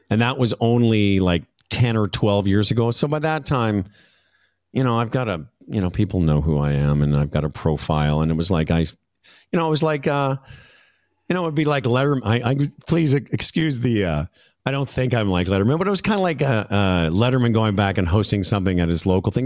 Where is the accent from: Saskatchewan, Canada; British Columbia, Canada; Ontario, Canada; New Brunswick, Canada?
Saskatchewan, Canada; Moose Jaw; moved away as an adult; also born or lived in Vancouver; I moved from Moose Jaw to Vancouver